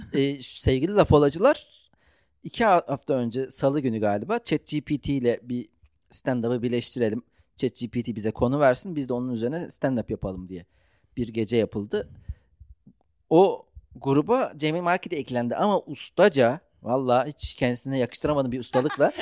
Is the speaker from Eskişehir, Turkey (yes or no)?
no; Ankara, Turkey; Ben Ankaralıyım